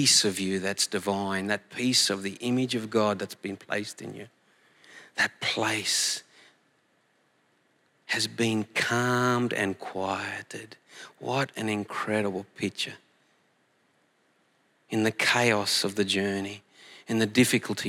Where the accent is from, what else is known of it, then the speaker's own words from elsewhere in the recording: Collie, Western Australia, Australia; moved away; Collie, my hometown